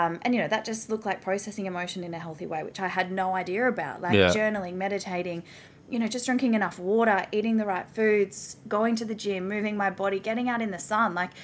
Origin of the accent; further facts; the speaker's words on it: Melbourne, Victoria, Australia; moved away as an adult; now in Gold Coast, Australia; I'm originally from Melbourne